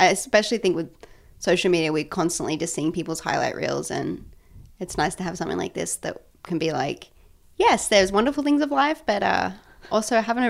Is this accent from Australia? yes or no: yes; Australia; moved away as an adult; now in Nashville, United States; I don't pronounce R's because I'm Australian.